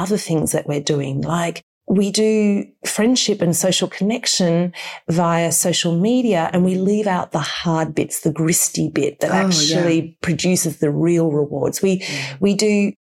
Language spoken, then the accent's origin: English; Australia; moved away; as an Australian